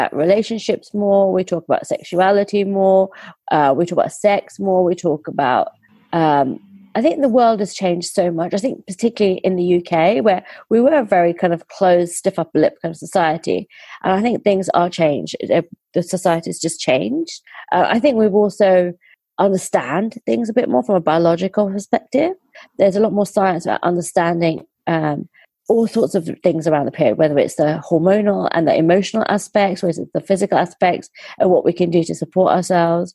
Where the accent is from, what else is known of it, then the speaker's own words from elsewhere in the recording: India; So I'm Indian